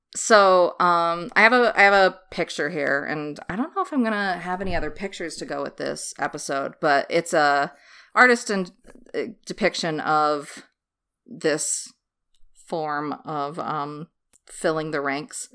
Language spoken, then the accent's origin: English; United States; American trash